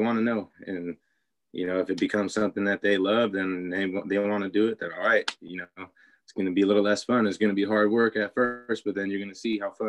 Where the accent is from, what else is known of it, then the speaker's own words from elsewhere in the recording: San Jose, California, United States; I grew up on the East Side.